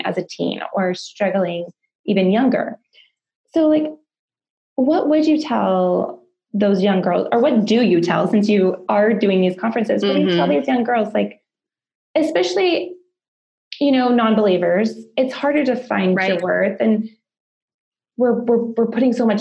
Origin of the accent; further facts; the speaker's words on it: Colorado, United States; I'm from Colorado